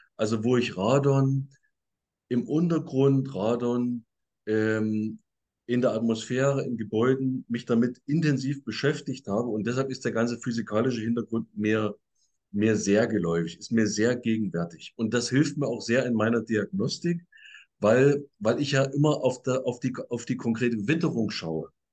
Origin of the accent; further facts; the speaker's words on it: Saxony, Germany; Bei, bei uns in Sachsen